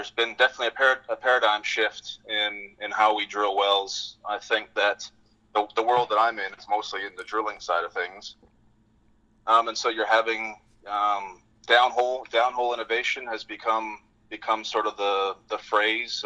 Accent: British Columbia, Canada; moved away as an adult; now in Fort Worth, United States; I grew up in Canada. I grew up in British Columbia, a small town north of Vancouver, about 3 hours.

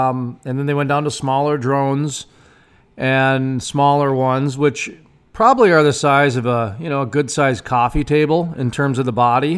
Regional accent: North Dakota, United States; It's my home state

